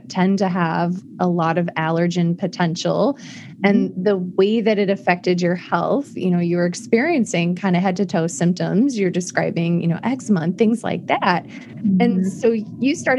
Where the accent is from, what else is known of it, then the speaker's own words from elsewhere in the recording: Iowa, United States; I'm from the Midwest also. And so from Iowa.